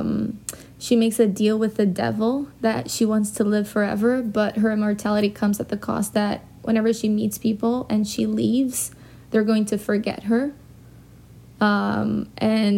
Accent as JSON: {"language": "English", "country": "Brazil", "tie": "born or raised there", "also_born_or_lived": "London", "moved": "as an adult", "lives_now": "New York, United States", "said": "I grew up in Brazil and I moved away when I was 18. I moved to London and then I lived there for 2 years and then I came to New York, and I've been here for 6.5 years"}